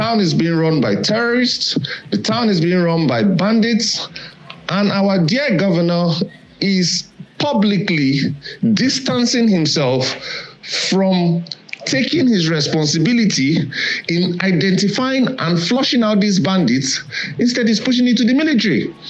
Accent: Kaduna State, Nigeria; I grew up in Kaduna State, and it used to be one of the most peaceful states in the entire country.

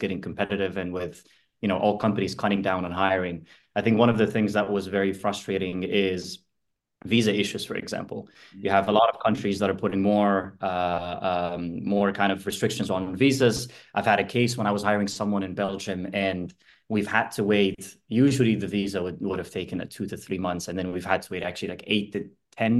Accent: Cairo, Cairo Governorate, Egypt; moved away as an adult; now in Amsterdam, Netherlands; I'm originally from Cairo, from Egypt. A lot sunnier than where I live now in Amsterdam.

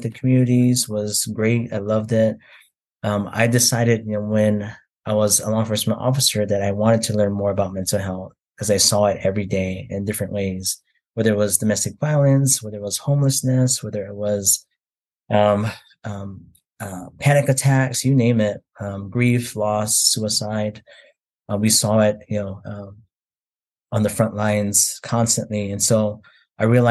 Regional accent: Oahu, Hawaii, United States; moved away as an adult; now in North Carolina, United States; I'm originally from Hawaii. I was born and raised there on the island of Oahu

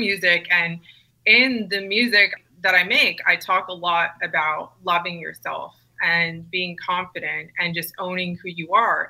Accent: Weston, Connecticut, United States; growing up in a really small town in Connecticut called Weston, Connecticut

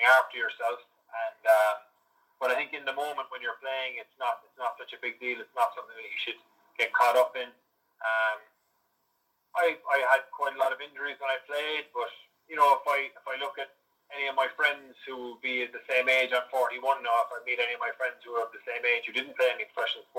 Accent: Limerick, Munster, Ireland; moved away as an adult; also born or lived in Cork / Connacht; now in United Kingdom; I'm from Limerick. I went to St. Munchin's College, and I played rugby there at St. Munchin's

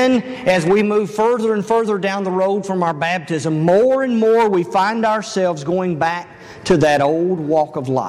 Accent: Elizabethtown, Kentucky, United States; moved away; I grew up in Elizabethtown, Kentucky

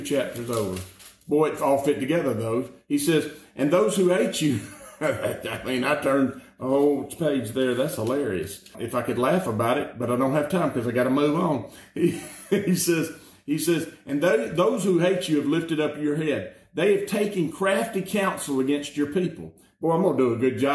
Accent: Alabama, United States; I'm just from Alabama

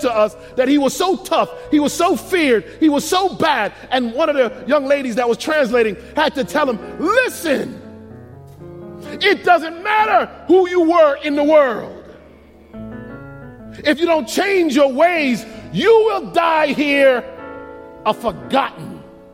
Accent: United States; I'm from America

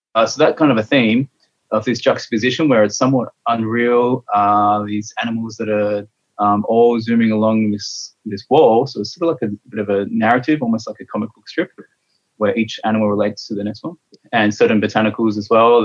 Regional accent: Adelaide, South Australia, Australia; now in Collingwood, Australia; I'm based in Collingwood. I grew up in Adelaide

